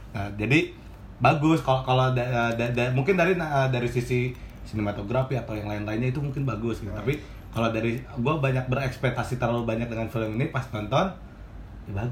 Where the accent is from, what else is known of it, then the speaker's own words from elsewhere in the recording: Indonesia; pokoknya hmm. kita orang Indo